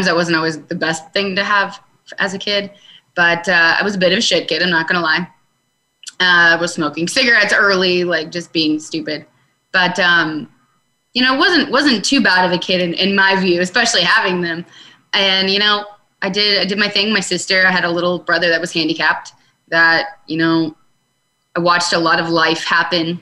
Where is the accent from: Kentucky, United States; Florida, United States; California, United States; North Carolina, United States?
Florida, United States; Tampa; I was born in Tampa, Florida.